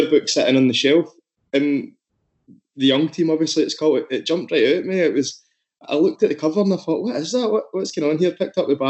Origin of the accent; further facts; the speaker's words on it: Motherwell, Scotland, United Kingdom; growing up in Airdrie, similar to myself and Motherwell, you know, it's just over the road there